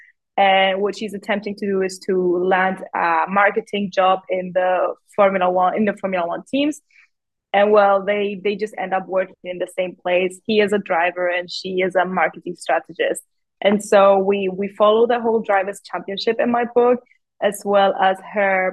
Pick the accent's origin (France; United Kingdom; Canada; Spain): Spain; I come from Spain.